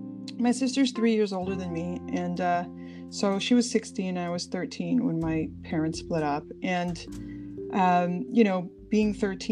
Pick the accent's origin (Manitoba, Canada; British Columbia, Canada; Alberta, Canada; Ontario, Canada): Ontario, Canada; Toronto; born there; I was born here in Toronto. My parents were immigrants from Portugal.